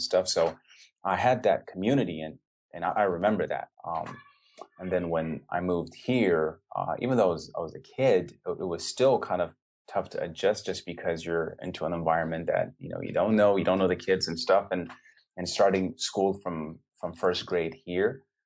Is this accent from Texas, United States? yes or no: yes; Dallas, Texas, United States; also born or lived in Ethiopia; I was raised in in Dallas with my mom